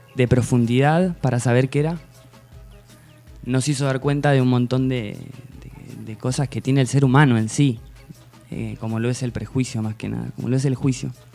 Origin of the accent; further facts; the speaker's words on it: Tandil, Buenos Aires Province, Argentina; moved away as an adult; nací acá en Tandil